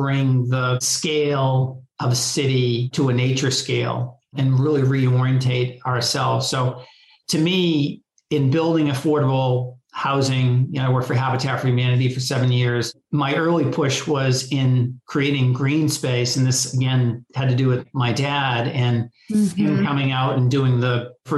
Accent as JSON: {"language": "English", "town": "Boston", "region": "Massachusetts", "country": "United States", "tie": "born or raised there", "said": "I was born in the Dorchester neighborhood in Boston and have lived in the city of Boston most of my life"}